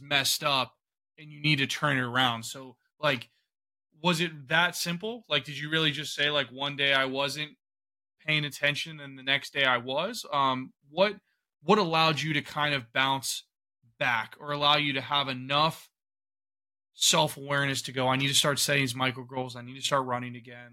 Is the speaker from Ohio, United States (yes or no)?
yes; Ohio, United States; I'm from Ohio